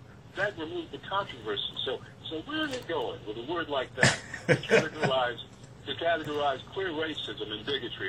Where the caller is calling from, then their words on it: Monroe, United States; I'm calling from Monroe.